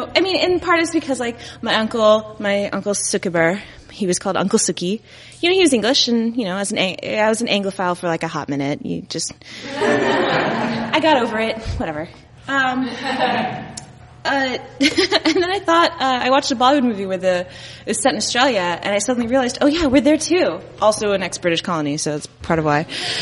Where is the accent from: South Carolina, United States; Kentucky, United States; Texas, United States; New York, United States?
Texas, United States; Dallas; now in Chicago, United States; in Texas. I grew up in Dallas